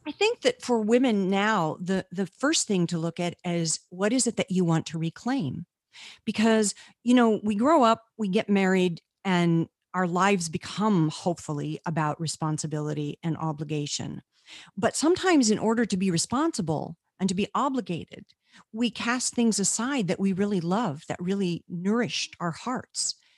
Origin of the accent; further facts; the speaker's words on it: Carlsbad, New Mexico, United States; I was born in Carlsbad Caverns, New Mexico, where my father was the, um, park naturalist